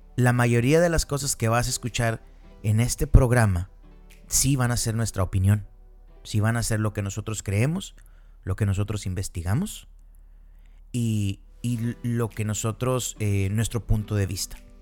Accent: Piedras Negras, Coahuila, Mexico; soy de Piedras Negras, Coahuila. Yo nací en México.

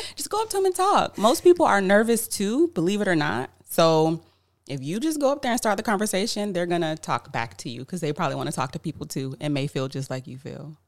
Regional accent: Tampa, Florida, United States; I'm actually from Tampa, Florida, born and raised

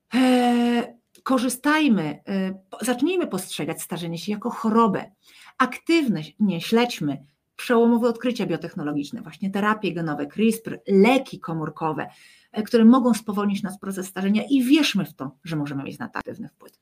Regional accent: Poland; my z Polski

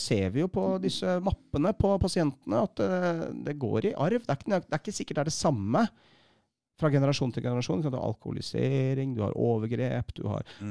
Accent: Bærum, Akershus, Norway; Jeg vokste opp i Bærum

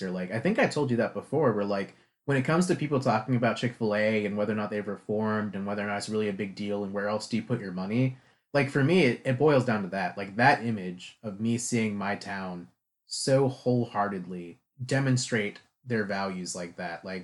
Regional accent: Lexington, South Carolina, United States; growing up in Lexington, South Carolina?

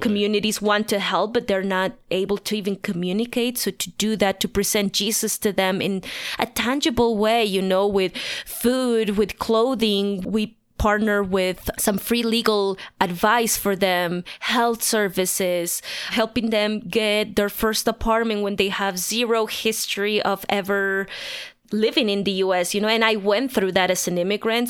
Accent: La Paz, Bolivia; moved away as an adult; now in Denver, United States; I was born and raised in La Paz, Bolivia, the highest capital in the world.

